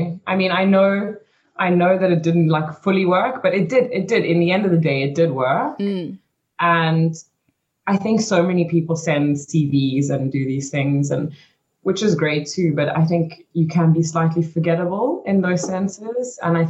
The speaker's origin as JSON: {"language": "English", "country": "Belgium", "tie": "born there", "said": "I mean, I was born in Belgium, so I had a lot of family in Belgium. So I moved back to Belgium, and that was okay."}